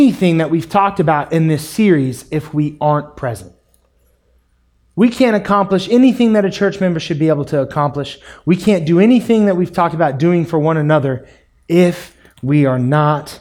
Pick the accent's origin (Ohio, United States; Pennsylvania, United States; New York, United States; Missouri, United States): Missouri, United States; Springfield; also born or lived in Kansas City; we moved to Springfield from Kansas City, I grew up in a family when the church doors were open